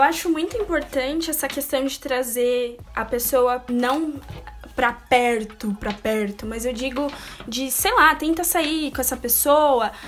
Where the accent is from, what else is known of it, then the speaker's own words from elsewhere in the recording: São Paulo, Brazil; aqui na capital, São Paulo, porque nós somos de São Paulo.